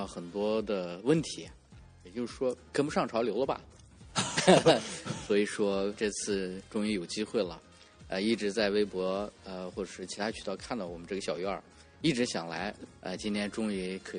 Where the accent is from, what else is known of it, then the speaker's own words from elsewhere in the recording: Korla, Xinjiang, China; 我是来自新疆巴州库尔勒地区，